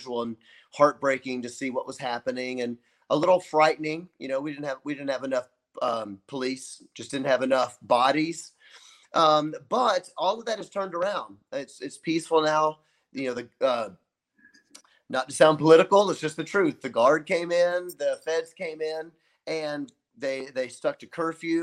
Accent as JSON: {"language": "English", "town": "Memphis", "region": "Tennessee", "country": "United States", "moved": "yes", "lives_now": "Kenosha, United States", "said": "I'm from Memphis, Tennessee, which is quite a racist place"}